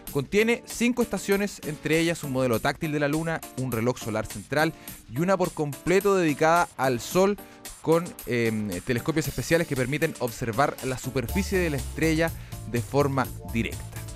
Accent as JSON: {"language": "Spanish", "country": "Chile", "said": "como buenos chilenos"}